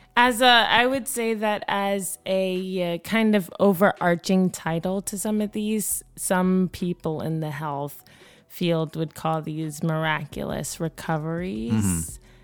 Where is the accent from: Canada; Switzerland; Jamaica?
Jamaica; moved away; I grew up in Jamaica